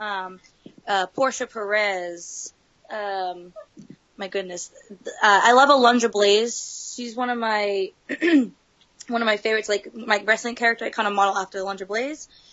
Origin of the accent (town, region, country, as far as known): Massachusetts, United States; born or raised there; also born or lived in San Dimas, California